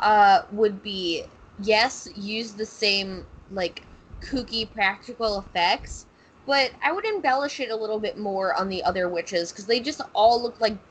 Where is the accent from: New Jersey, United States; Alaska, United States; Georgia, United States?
New Jersey, United States; Springfield; born or raised there; moved away